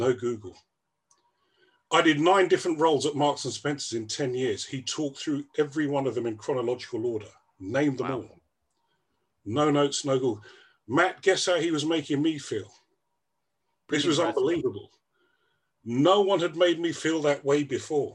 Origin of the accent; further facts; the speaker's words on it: Gambia; moved away; I was born in Gambia